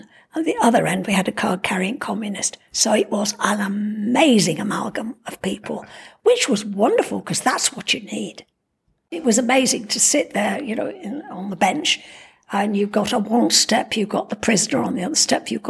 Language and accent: English; Cheshire, North West England, United Kingdom; moved away as an adult; now in Rye, United Kingdom; I come from Cheshire